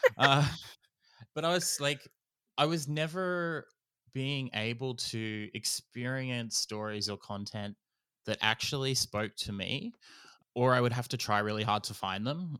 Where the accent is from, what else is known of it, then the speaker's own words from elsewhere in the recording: Gamilaroi Darug, New South Wales, Australia; I am a Goomiloi Darug fella